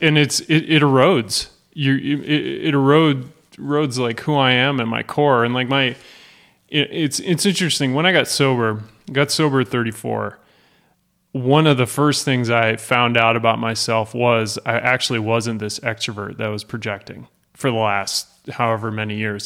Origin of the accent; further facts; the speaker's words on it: Worthington, Massachusetts, United States; I grew up in Western Massachusetts, little town called Worthington